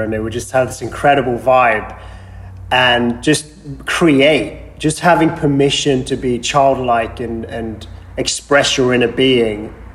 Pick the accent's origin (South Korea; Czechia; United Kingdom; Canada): United Kingdom; England; moved away as an adult; also born or lived in Sweden / London; now in Los Angeles, United States; I was born in Sweden, grew up there, and left when I was 7 years old after my father passed away from cancer. And moved to England